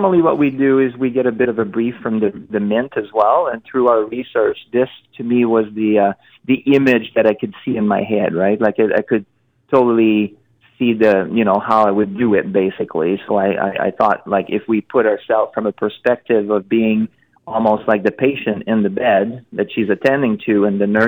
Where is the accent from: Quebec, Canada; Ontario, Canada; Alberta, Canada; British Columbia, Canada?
Quebec, Canada; Montreal; I'm from Montreal